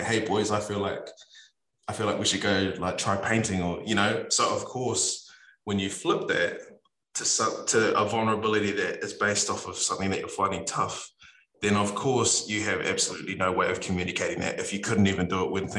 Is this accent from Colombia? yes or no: no; New Zealand; us as Kiwi men